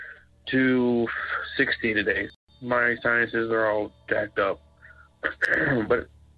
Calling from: Florence, Kentucky, United States; I'm calling from Florence, Kentucky.

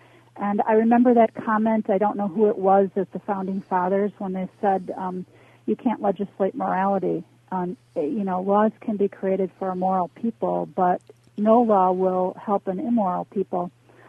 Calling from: Chicago, Illinois, United States; I'm calling from Chicago.

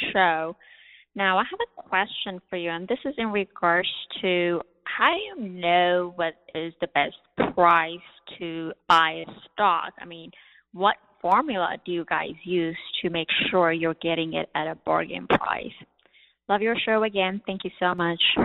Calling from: Jackson, Tennessee, United States; I'm calling from Jackson, Tennessee.

